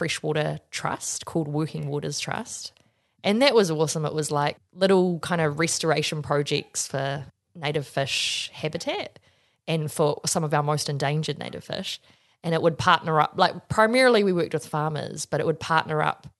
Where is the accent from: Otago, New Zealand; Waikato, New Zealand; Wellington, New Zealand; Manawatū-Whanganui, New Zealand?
Wellington, New Zealand; my background is I grew up in Wellington